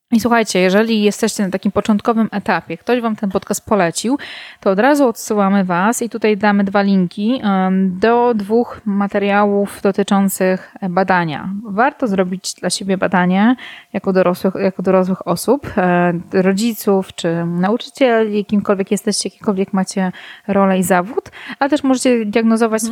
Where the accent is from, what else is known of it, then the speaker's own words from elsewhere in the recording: Warsaw, Masovian Voivodeship, Poland; moved away as an adult; now in Ełk, Poland; Urodziłam się oryginalnie w Warszawie. Od ośmiu mniej więcej lat mieszkam na Mazurach w Ełku